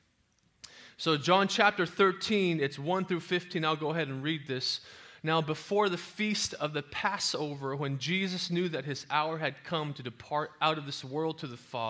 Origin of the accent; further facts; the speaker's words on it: San Jose, California, United States; also born or lived in Oklahoma; I was raised in East San Jose, here in the Bay Area